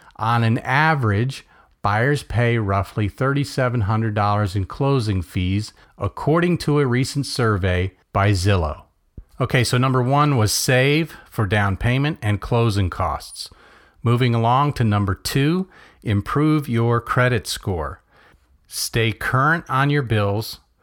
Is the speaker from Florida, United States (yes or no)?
yes; Melbourne, Florida, United States; born or raised there